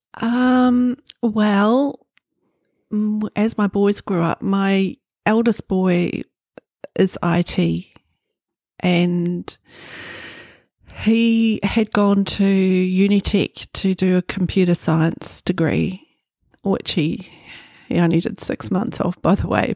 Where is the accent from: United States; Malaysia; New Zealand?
New Zealand; Kohukohu, Northland; also born or lived in Kaitaia; now in Auckland, New Zealand; I was born in Kaitaia. I grew up in a little town, Kahu Kahu, on Hokianga Harbour